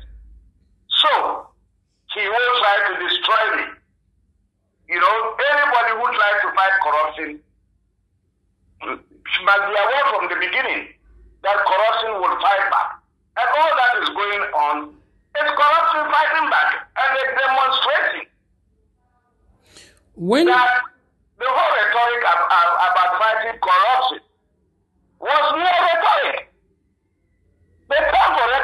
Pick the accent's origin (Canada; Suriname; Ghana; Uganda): Ghana; I'm a Ghanaian.